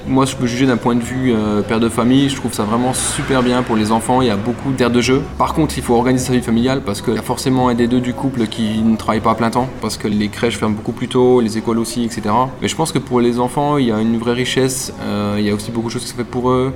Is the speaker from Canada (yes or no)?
no; France; moved away as an adult; now in Berlin, Germany; Je suis né en France